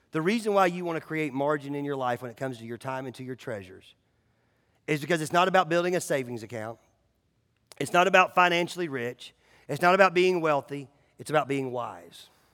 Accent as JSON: {"language": "English", "country": "United States", "said": "It's called being an American"}